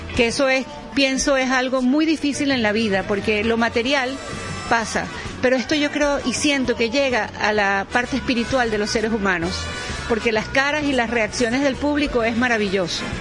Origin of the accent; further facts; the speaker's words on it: Venezuela; moved away as an adult; now in Madrid, Spain; los que estamos sufriendo las consecuencias somos los propios venezolanos.